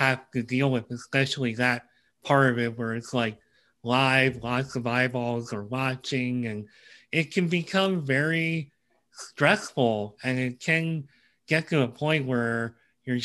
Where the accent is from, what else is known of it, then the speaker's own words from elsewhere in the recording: Pennsylvania, United States; I'm from Pennsylvania